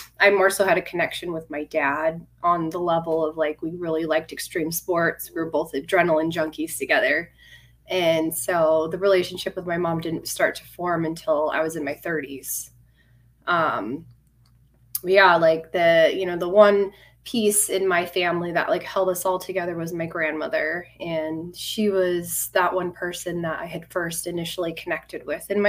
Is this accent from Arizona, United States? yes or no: yes; Phoenix, Arizona, United States; I was born in Phoenix, Arizona. I've been out here. I'm still in Arizona my whole life.